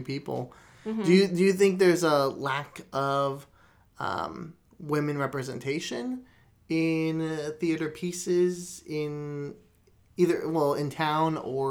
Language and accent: English; Florida, United States; now in Texas, United States; I grew up in Florida, predominantly Latino community, and mm-hmm. everyone in that area spoke Spanish